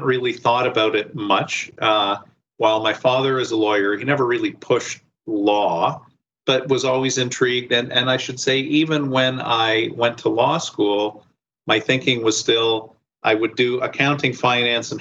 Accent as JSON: {"language": "English", "town": "Windsor", "region": "Ontario", "country": "Canada", "tie": "born or raised there", "moved": "as an adult", "lives_now": "Toronto, Canada", "said": "So I grew up in Windsor and stayed, unlike many people, when I finished high school, I stayed in Windsor"}